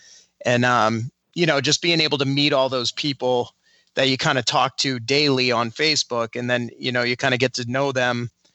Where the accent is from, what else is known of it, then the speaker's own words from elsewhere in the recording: Cape Cod, Massachusetts, United States; I come from the Northeast. We come from a little corner of the Northeast, Cape Cod. It's in Massachusetts.